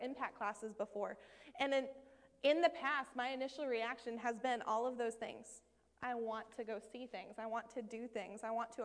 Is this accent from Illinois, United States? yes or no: no; Maine, United States; moved away as an adult; I'm from Maine originally.